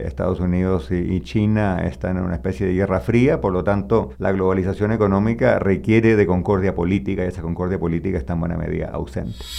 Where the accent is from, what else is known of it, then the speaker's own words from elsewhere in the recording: Chile; mi país, Chile